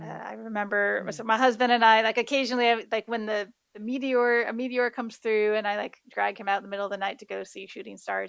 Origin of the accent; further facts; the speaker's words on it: Midwest, United States; now in Hawaii, United States; growing up in the Midwest